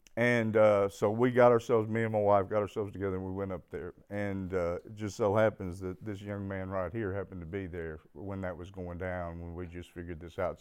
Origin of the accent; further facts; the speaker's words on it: Fayetteville, Arkansas, United States; I was born in Fayetteville, Arkansas